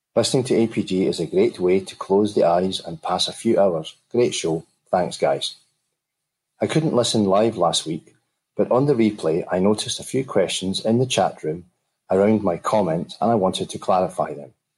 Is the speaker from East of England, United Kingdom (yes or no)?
no; Glasgow, Scotland, United Kingdom; accent: Glaswegian Scottish; my Glaswegian Scottish accent